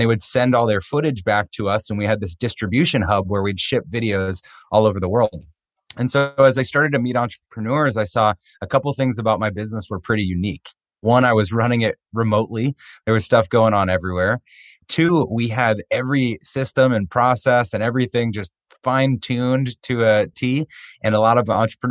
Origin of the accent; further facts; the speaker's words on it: outside of Boston, Massachusetts, United States; I grew up on the East Coast outside of Boston